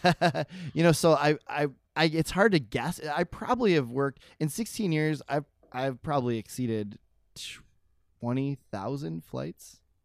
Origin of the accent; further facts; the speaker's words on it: Buffalo, New York, United States; I'm from Buffalo